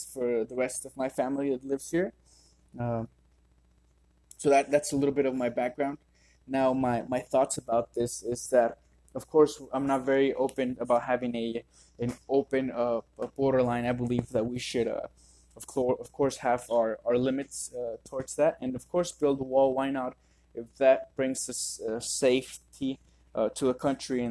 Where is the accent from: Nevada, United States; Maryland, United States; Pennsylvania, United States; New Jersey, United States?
Nevada, United States; Las Vegas; I was born and raised here in Las Vegas